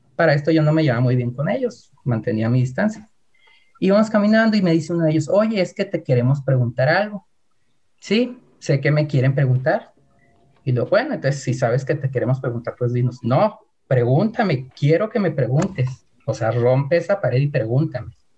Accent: Hidalgo del Parral, Chihuahua, Mexico; soy de Parral, que es una ciudad pequeña

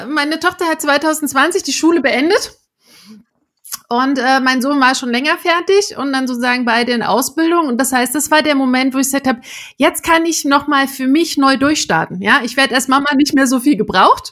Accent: Erfurt, Thuringia, Germany; moved away; also born or lived in Eisenach; in meiner Heimatstadt in Erfurt

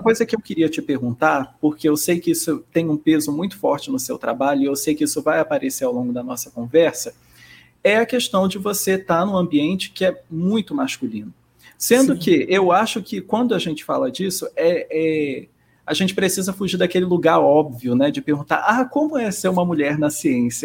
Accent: Rio de Janeiro, Brazil; eu também sou carioca

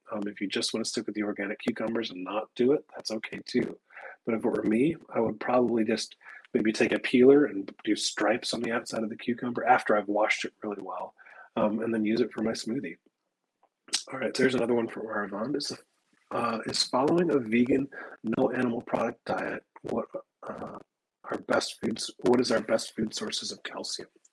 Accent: Midwest, United States; moved away; also born or lived in Texas; I grew up in the Midwest and was used to having wild sumac grow kind of all over the place

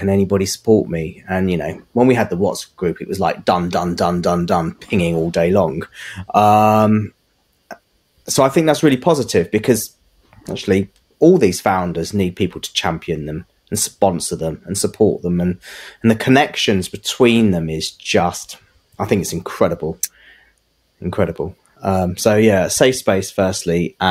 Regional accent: England, United Kingdom; I was born and bred here, went to school here, educated here

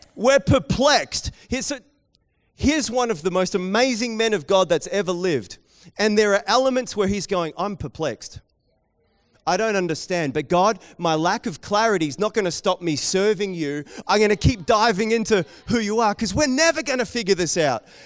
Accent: New Zealand; accent: Kiwi; my Kiwi accent

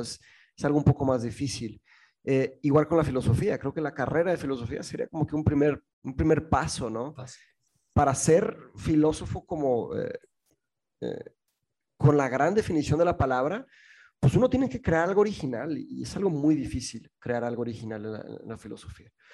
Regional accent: Mexico; also born or lived in England; aquí en México estábamos mi mamá, mi hermano, mi padrastro y yo

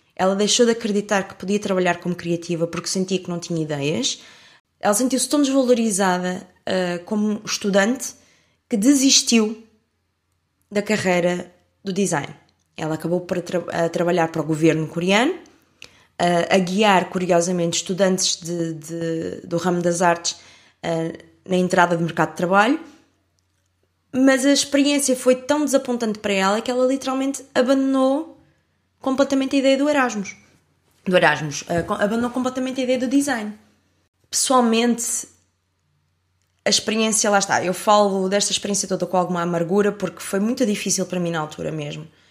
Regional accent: Portugal; also born or lived in France; sou de Portugal

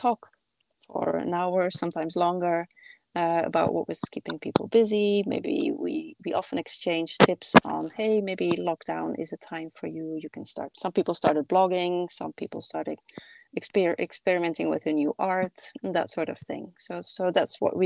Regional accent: Belgium; now in Paris, France; when I go back home to my home country in Belgium, I'm not far from the coast

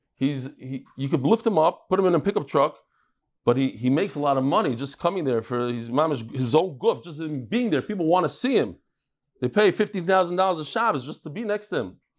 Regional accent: New York City, New York, United States; I grew up in Brooklyn

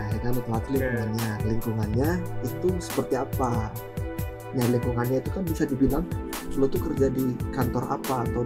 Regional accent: Yogyakarta, Special Region of Yogyakarta, Indonesia; tadi tanya tuh gue dari mana kan ya udah kan udah tahu kan gue dari Jogja nih gue anak Jogja asli lahir di sini

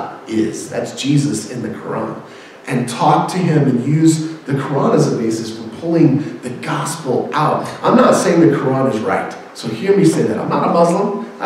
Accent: Houston, Texas, United States; I love the Rockets because I'm from Houston

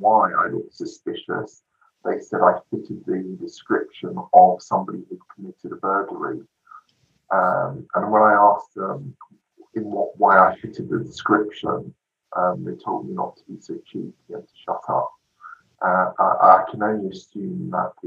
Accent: London, United Kingdom; I grew up in London on a very much a working class area

